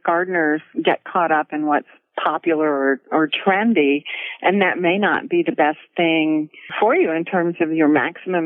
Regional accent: Gulf Coast, United States; now in Floyd, Virginia, United States; I grew up on the Gulf Coast, so it was a difficult climate, but my dad had been from the Gulf Coast, from Mississippi, so he knew what

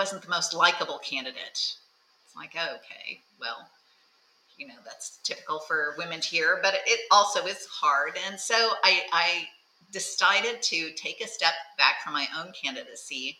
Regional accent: Thousand Oaks, California, United States; I'm from Thousand Oaks, California.

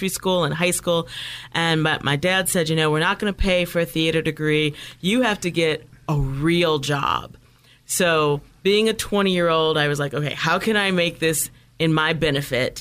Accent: Toledo, Ohio, United States; I grew up in Midwest, in a small town, Toledo, Ohio.

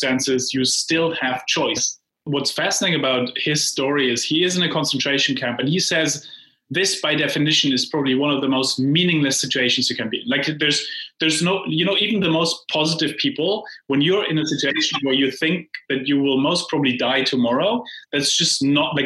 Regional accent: Heidelberg, Baden-Württemberg, Germany; moved away; In Heidelberg, Germany.

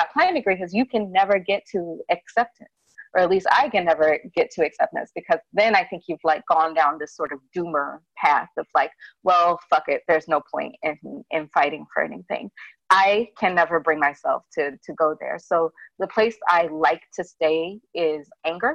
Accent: Birmingham, Alabama, United States; I grew up in Birmingham, which is like the big seat of my family

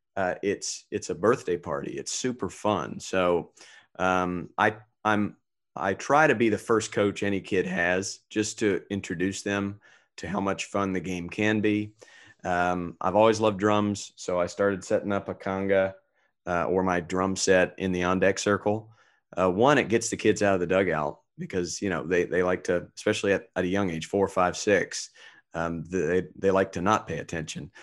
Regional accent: North Carolina, United States; now in Orange County, United States; I grew up in North Carolina where there was no teams to root for

